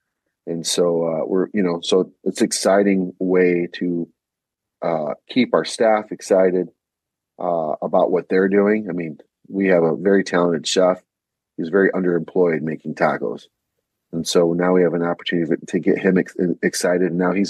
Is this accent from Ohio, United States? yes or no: yes; Ohio, United States; now in Grand Rapids, United States; I'm from Ohio. You know, and when you're from Ohio, what you get as a Puerto Rican is going to be very different than a Puerto Rican from Puerto Rico.